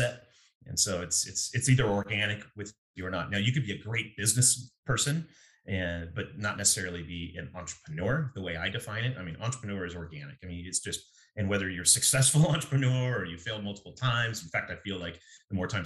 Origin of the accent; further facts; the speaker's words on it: Eugene, Oregon, United States; I grew up in Eugene, went to Roosevelt Middle School and South Eugene in high school.